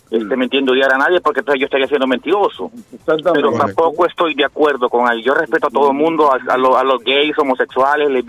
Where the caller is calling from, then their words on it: Dorchester, Massachusetts, United States; Buenos días, muchachos, soy yo … de Dorchester.